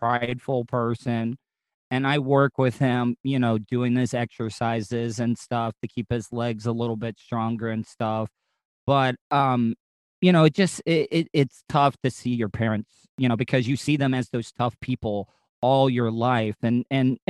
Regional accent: the South, United States; I've born and raised in the South

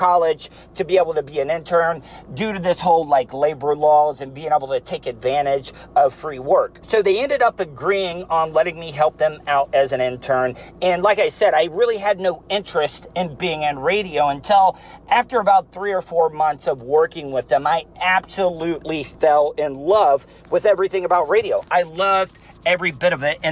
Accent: Volusia County, Florida, United States; I was born and raised in Volusia County

